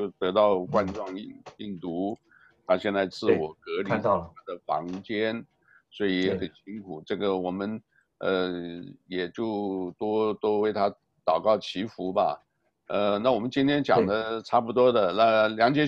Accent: Taiwan; 因为我来自台湾嘛，所以台湾的啦。

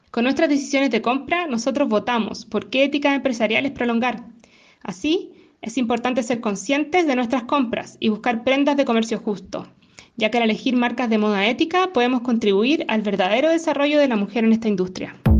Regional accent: Chile

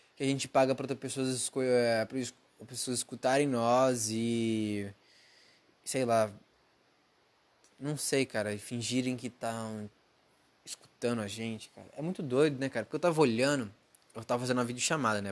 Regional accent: Brazil; now in United States; eu sou brasileiro

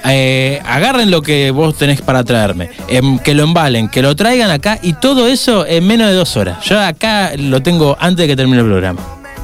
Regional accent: Argentina; yo soy un argentino

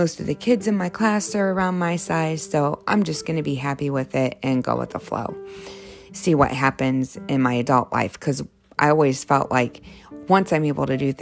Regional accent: Ohio, United States; I grew up in Ohio

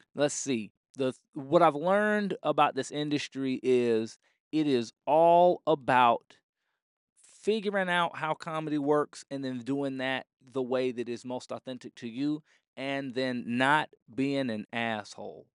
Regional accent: Orlando, Florida, United States; now in Phoenix, United States; I'm from Orlando, Florida. That's home.

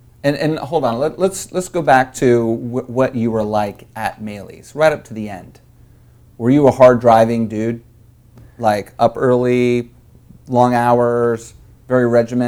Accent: Dallas, Texas, United States; now in California, United States; Now, I'm from Dallas, right? So my parents fixed dinner too.

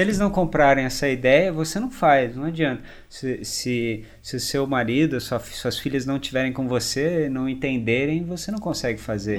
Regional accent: Brazil; A gente, como brasileiro

